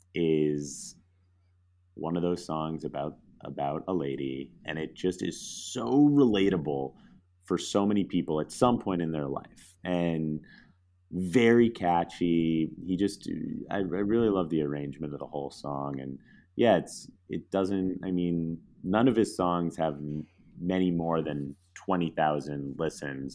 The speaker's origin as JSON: {"language": "English", "region": "Connecticut", "country": "United States", "tie": "born or raised there", "said": "another guy from my hometown"}